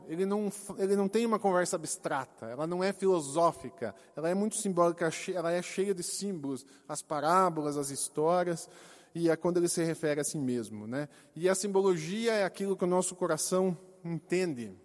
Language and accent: Portuguese; Brazil; como brasileiros